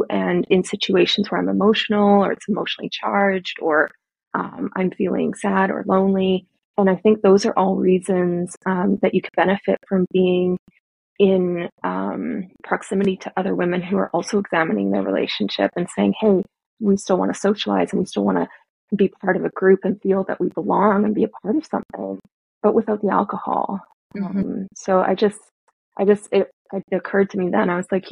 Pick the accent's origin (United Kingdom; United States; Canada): Canada; I'm Canadian